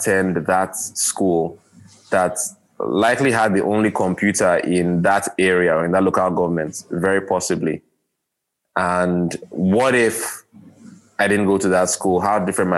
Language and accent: English; Nigeria; I was born in Black Africa, I was born in Nigeria, third world Africa